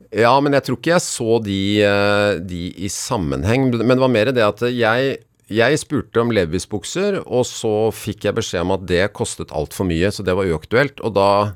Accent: Bærum, Akershus, Norway; jeg har vokst opp i Bærum

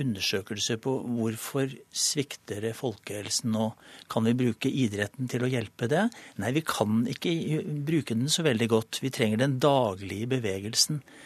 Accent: Norway; Jeg er nordmann

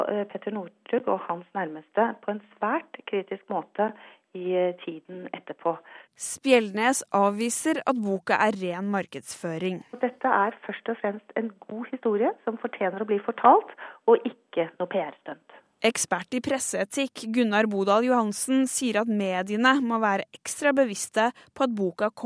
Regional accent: Trøndelag, Norway; Jeg er jo trønder, så syns jeg det er en toppkar

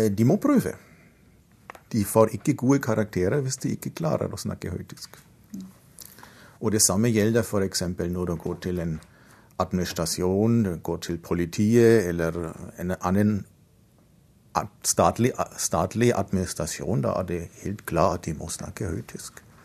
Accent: Bavaria, Germany; accent: Bavarian; Norwegian is a second language; moved away as an adult; now in Trondheim, Norway; Så jeg kommer fra Bayern, hvor det er en ganske sterk dialekt sammenlignet med andre deler av landet.

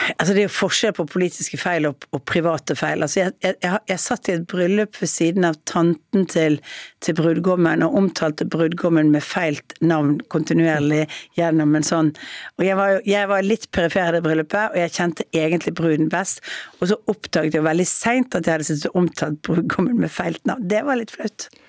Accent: Bergen, Vestland, Norway; jeg er kanskje direkte og litt sånn høyrøstet som bergenser er

